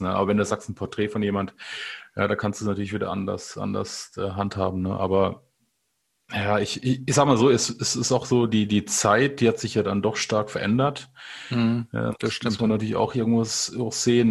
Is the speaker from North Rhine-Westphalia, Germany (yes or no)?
no; Rhineland-Palatinate, Germany; ich, ich, bin aus der Pfalz